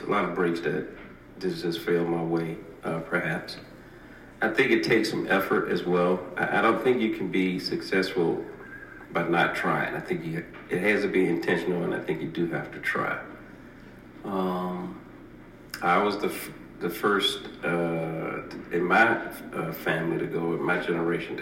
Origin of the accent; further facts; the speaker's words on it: Charlotte, North Carolina, United States; also born or lived in Chester, South Carolina; we grew up in Charlotte